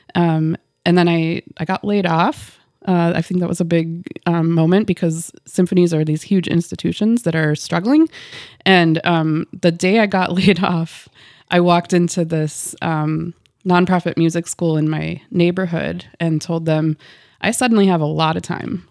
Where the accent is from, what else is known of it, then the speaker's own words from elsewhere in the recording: Dundas, Minnesota, United States; now in Fergus Falls, United States; was born and raised in Dundas, Minnesota